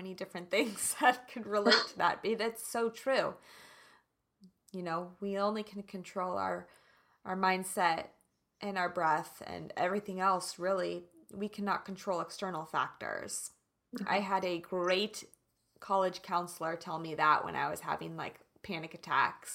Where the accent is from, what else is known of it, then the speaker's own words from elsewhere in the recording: Kansas, United States; I'm from Kansas